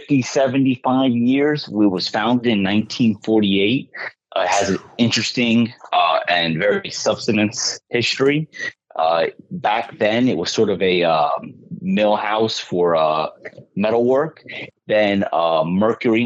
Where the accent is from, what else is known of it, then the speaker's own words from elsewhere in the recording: Miami, Florida, United States; I kind of grew up around the company down here in Miami, Florida